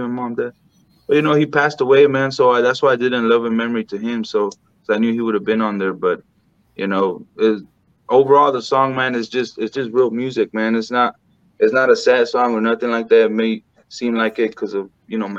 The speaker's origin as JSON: {"language": "English", "region": "Texas", "country": "United States", "tie": "born or raised there", "said": "my hometown, all the Mexicans and, you know, everybody just that we were raised with and just, you know, a whole border town type of a feeling"}